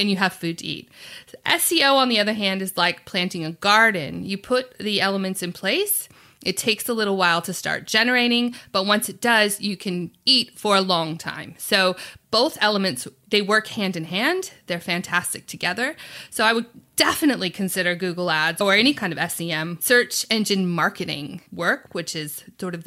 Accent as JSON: {"language": "English", "country": "United States", "also_born_or_lived": "New York", "moved": "as an adult", "lives_now": "Sydney, Australia", "said": "I'm from America."}